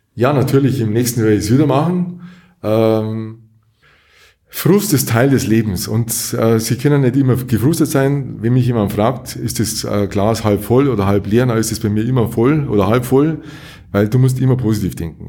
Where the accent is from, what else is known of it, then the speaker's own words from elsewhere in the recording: Munich, Bavaria, Germany; moved away as an adult; also born or lived in Kempten / Allgäu; now in Durach, Germany; ich bin aufgewachsen in München, in einem Stadtteil von München